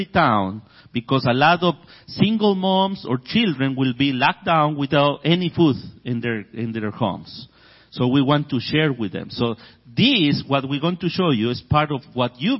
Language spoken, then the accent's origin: English; Ecuador; I grew up in Ecuador with just the Ecuadorian culture